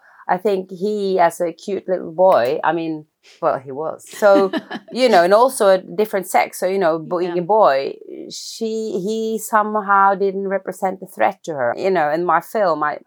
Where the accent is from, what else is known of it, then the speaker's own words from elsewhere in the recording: Oslo, Norway; So I grew up in Oslo, in Norway.